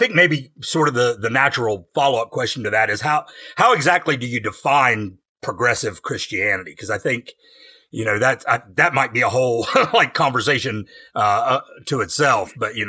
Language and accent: English; West Virginia, United States; As a native West Virginian, it's really rare for me to feel like the city boy in a crowd.